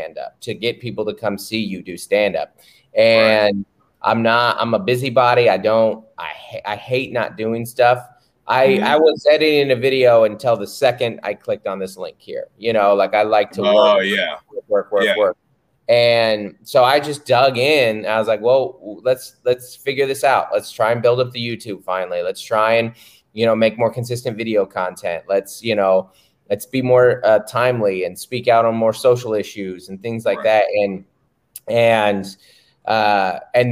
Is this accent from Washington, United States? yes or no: yes; Seattle, Washington, United States; I'm from Seattle